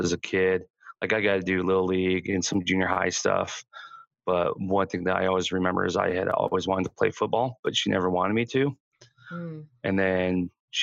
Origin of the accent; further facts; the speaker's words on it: Southeast Idaho, United States; I grew up in Southeast Idaho in a pretty religious household